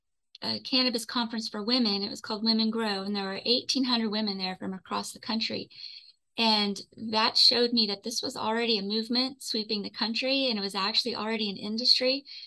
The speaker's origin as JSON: {"language": "English", "town": "Houston", "region": "Texas", "country": "United States", "tie": "born or raised there", "lives_now": "Austin, United States", "said": "I grew up in Houston. And my first adult decision was to move to Austin."}